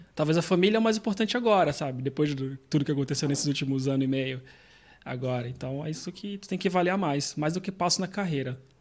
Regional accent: Brazil; moved away as an adult; now in Portugal

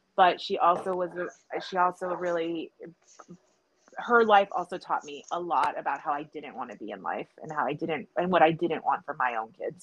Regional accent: South Texas, United States; also born or lived in California; now in Austin, United States; I was born in California, raised in South Texas. I've lived in Austin since 98

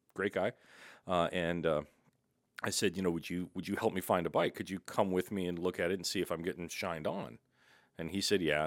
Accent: St. Louis, Missouri, United States; born or raised there; moved away as an adult; also born or lived in Muskogee, Oklahoma / Washington, D.C. area; now in Oregon, United States

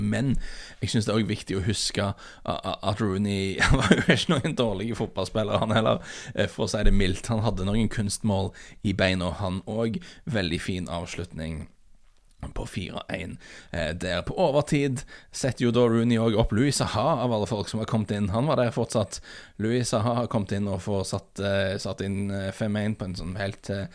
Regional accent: Norway; vi er fra Norge

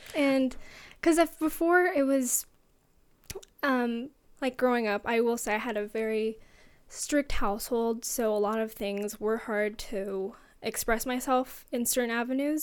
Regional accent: Fort Worth, Texas, United States; also born or lived in Seattle, Washington; I grew up in Texas in Fort Worth. That's near Dallas, and I we lived there for about ten years, and so that's where a lot of my childhood was

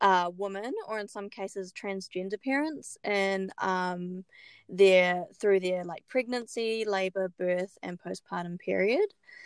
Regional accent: New Zealand; moved away as an adult; now in Brisbane, Australia; I'm from New Zealand, but grew up all over the world. So I'm a bit of everything. We moved to Brisbane about 1.5 years ago, and it's been so good.

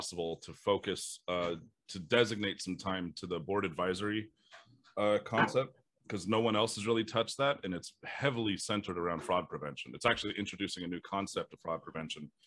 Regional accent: Las Vegas, Nevada, United States; I'm from Las Vegas. Been here for 27, 28 years now, closing in on.

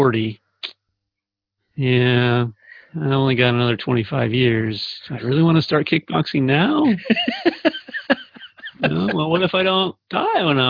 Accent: Arizona, United States; moved away as an adult; also born or lived in Phoenix; now in Saratoga Springs, United States; I grew up in Arizona, and that's where I consider home.

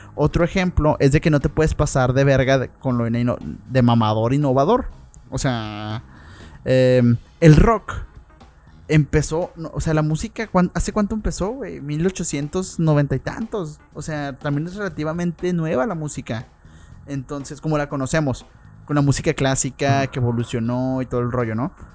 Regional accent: Mexico; los mexicanos que somos

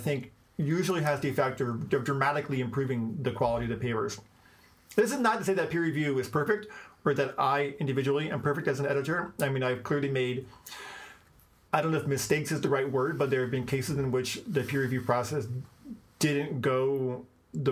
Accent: Washington, District of Columbia, United States; I was born in Washington, D.C.

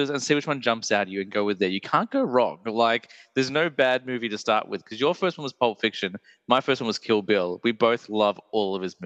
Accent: Australia; we're pretty chill, most of us.

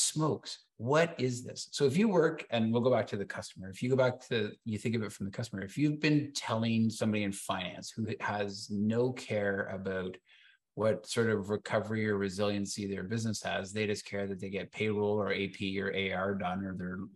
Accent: Canada; I'm Canadian

